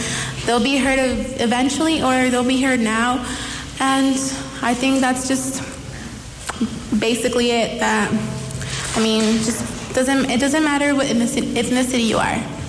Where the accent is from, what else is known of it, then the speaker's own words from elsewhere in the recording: Zacatecas, Mexico; now in United States; I come from a Mexican family. We come from Zacatecas. I immigrated illegally with my mom.